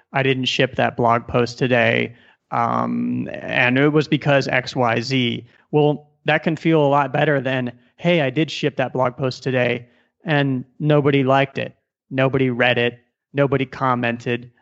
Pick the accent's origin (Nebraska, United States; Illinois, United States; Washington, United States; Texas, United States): Nebraska, United States; Omaha; moved away as an adult; also born or lived in Silicon Valley; now in Colombia; I was born and raised in Omaha, Nebraska